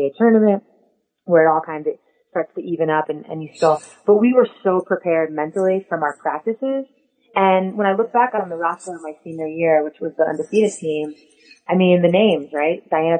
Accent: Long Island, New York, United States; So I'm from Long Island.

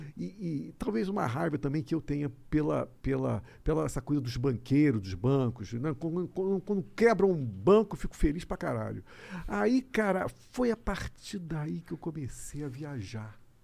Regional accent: Rio de Janeiro, Brazil; eu sou carioca

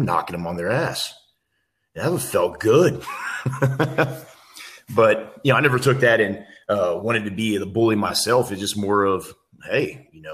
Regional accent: Missouri City, Texas, United States; we started off living in Missouri City, where I was born, and that's just right outside of Houston, Texas

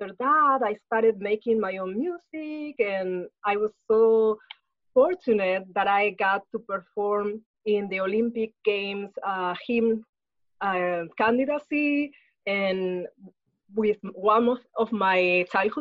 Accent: Spain; moved away as an adult; now in Los Angeles, United States; I was born in Spain, so that's where I grew up, and I lived most of my life.

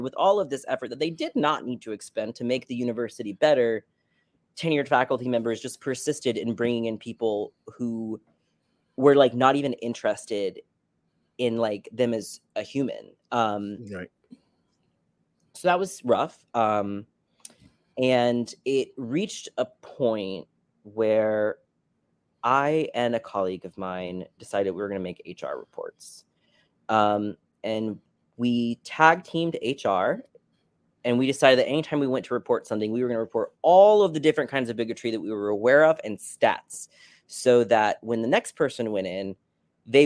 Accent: Tallahassee, Florida, United States; moved away as an adult; also born or lived in Connecticut / New York; I'm from Tallahassee, where Florida State is located

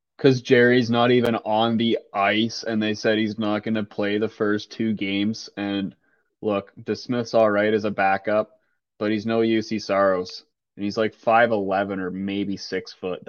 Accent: Toronto, Ontario, Canada; growing up around Toronto

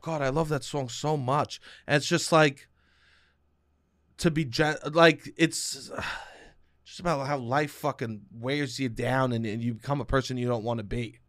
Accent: New York, United States; accent: New York

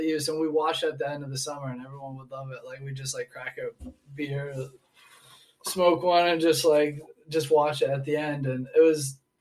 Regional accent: Portland, Maine, United States; moved away as an adult; also born or lived in New Hampshire; now in Texas, United States; I was born in Portland, Maine. Okay. So right up there by Canada.

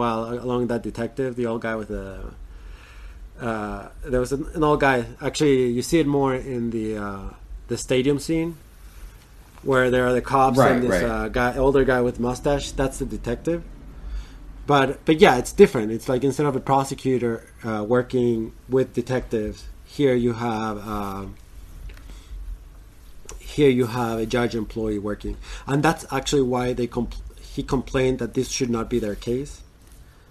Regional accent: United States; as an American

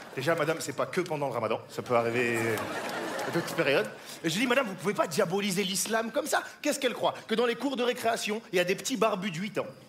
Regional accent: France; je suis français, je suis français et fou, je suis métisse, hein. ma mère est française, mon père est sans papier

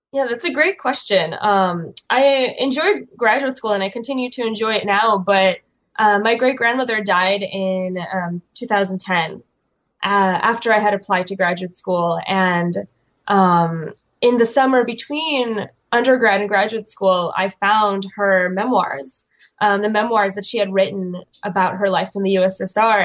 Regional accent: Chicago, Illinois, United States; also born or lived in Kyiv, Ukraine; I grew up um, in Chicago, but with a entirely Russian speaking um, family

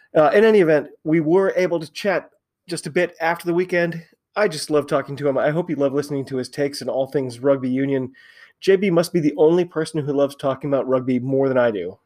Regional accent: United States; I'm an American

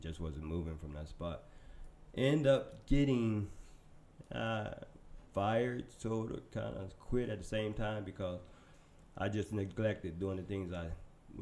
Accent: Tampa, Florida, United States; I was born here in Tampa

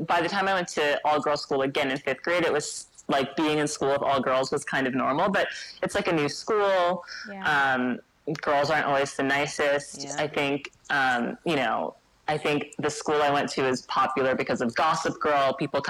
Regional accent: New York City, New York, United States; also born or lived in Minneapolis / New Orleans; I grew up here in New York City.

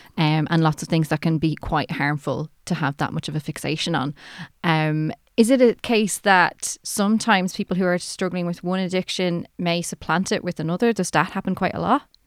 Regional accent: Ireland; I'm Irish

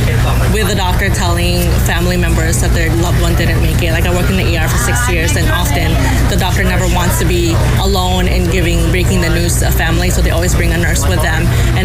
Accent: Woodland Hills, California, United States; Woodland Hills.

